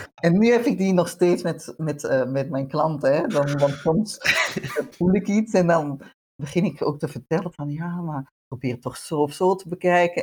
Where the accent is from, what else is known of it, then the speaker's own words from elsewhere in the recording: Utrecht, Netherlands; accent: Dutch; moved away as an adult; also born or lived in Antwerp, Belgium / Bornem, Belgium; now in Mechelen, Belgium; ik ben inderdaad ja, geboren in Nederland, in Utrecht